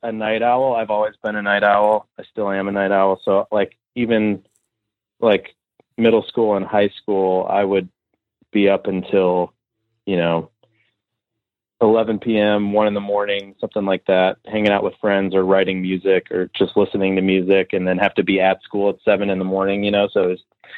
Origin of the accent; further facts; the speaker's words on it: Northville, Michigan, United States; also born or lived in Ann Arbor, Michigan; now in Nashville, United States; I grew up in Northville, Michigan, which is sort of a suburb of Detroit. I grew up there. I was born and raised there most of my life